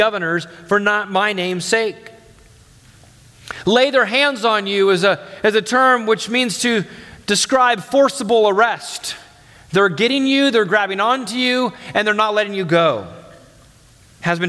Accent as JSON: {"language": "English", "country": "United States", "said": "as American Christians"}